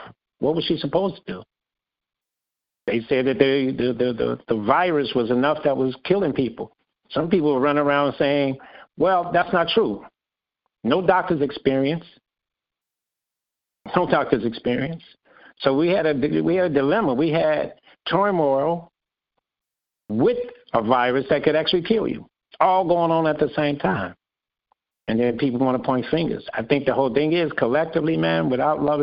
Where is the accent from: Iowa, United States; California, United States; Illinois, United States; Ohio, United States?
Illinois, United States; Chicago; I'm from Ivy Wells Projects